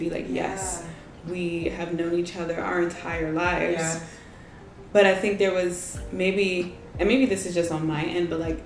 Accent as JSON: {"language": "English", "country": "Nigeria", "said": "I'm Nigerian, we're Nigerian"}